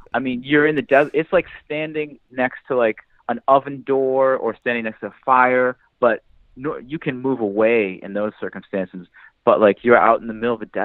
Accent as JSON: {"language": "English", "region": "New Hampshire", "country": "United States", "tie": "born or raised there", "said": "I grew up in New Hampshire."}